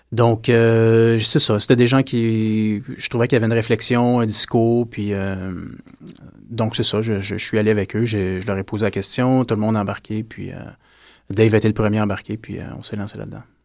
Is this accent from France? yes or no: no; Gatineau, Quebec, Canada; moved away as an adult; now in Montreal, Canada; je viens de Hull. Je suis parti à 21 ans de Hull, puis mais je me considère montréalais maintenant